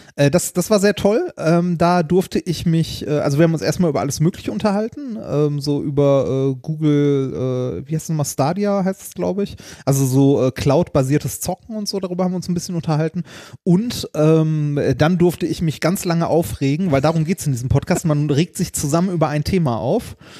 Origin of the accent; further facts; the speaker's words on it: Ruhr area, North Rhine-Westphalia, Germany; wir kommen aus dem Ruhrgebiet